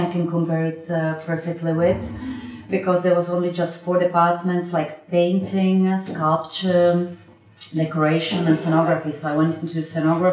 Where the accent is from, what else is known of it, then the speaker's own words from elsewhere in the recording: Slovakia; moved away as an adult; also born or lived in Italy; I'm coming from Slovakia